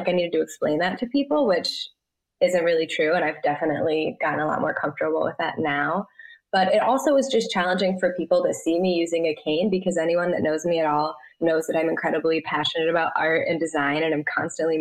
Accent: Michigan, United States; I grew up in Michigan

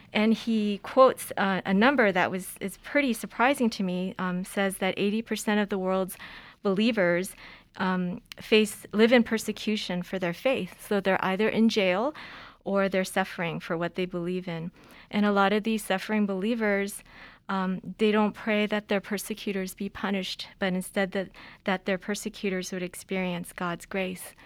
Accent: Los Angeles, California, United States; I grew up in California, I learned to drive in the streets of L

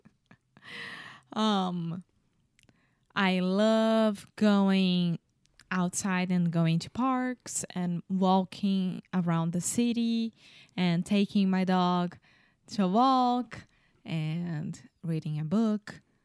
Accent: Rio de Janeiro, Brazil; English is a second language; I'm from Brazil. I'm from Rio de Janeiro

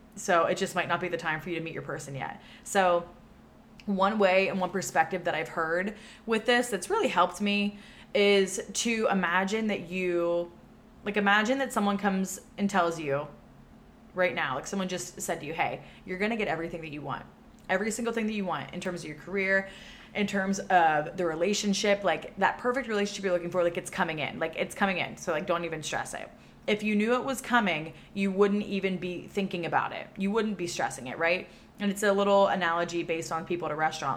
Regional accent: Pennsylvania, United States; moved away as an adult; now in Austin, United States; my home state where I grew up in Pennsylvania

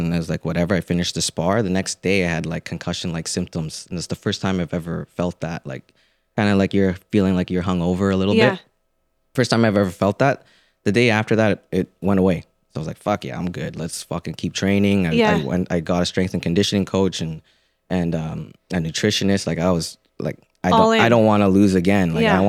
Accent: Philippines; And again, just being Filipino, I remember watching B-Hop in Trinidad when I was a kid

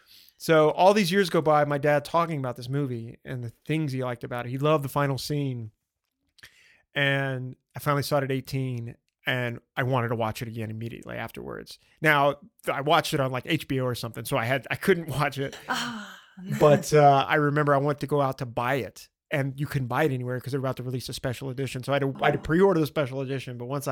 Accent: the Bible Belt, United States; I grew up in the Bible Belt and I love that stuff.

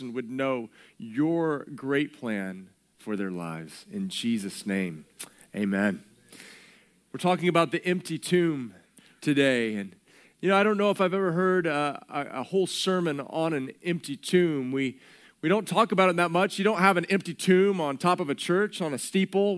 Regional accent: Texas, United States; growing up in Texas

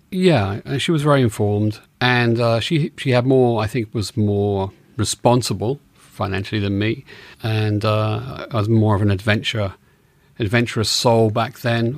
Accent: England, United Kingdom; moved away as an adult; also born or lived in New York / Los Angeles; now in United States; I'm from England, and I moved to America in nineteen eighty-seven

